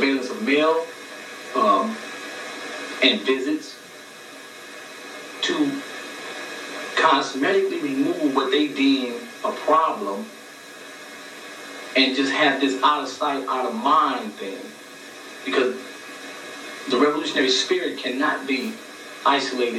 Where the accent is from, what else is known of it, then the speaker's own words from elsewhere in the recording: Los Angeles, California, United States; I grew up in South Central